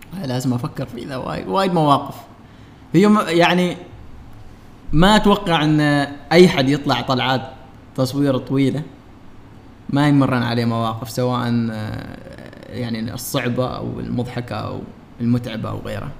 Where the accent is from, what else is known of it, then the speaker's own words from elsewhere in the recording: Oman; وإحنا كعمانيين